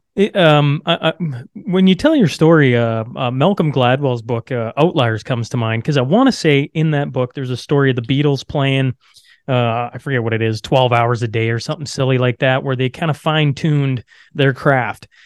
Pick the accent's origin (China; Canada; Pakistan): Canada; Saskatchewan; I am born and raised in Saskatchewan